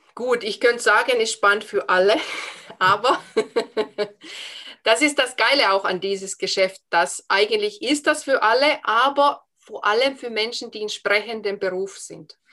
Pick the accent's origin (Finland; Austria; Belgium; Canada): Finland; accent: Finnish accent; first language Finnish; German is a second language; moved away as an adult; now in Germany; Ich habe einen Dialekt, ich schwätze ein bisschen Schwäbisch. Ich habe einen Akzent aus Finnland